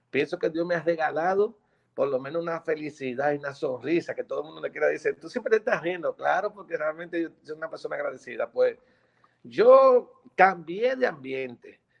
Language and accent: Spanish; Dominican Republic; Entonces, en mi país, República Dominicana, en ese entonces, había una escasez de combustible.